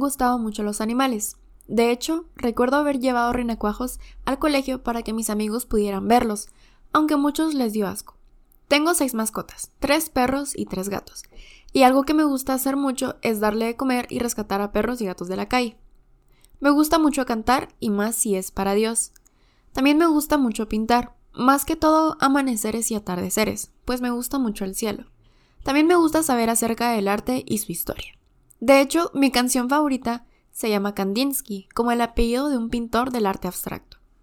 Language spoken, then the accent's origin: Spanish; Quetzaltenango, Guatemala; soy de Quetzaltenango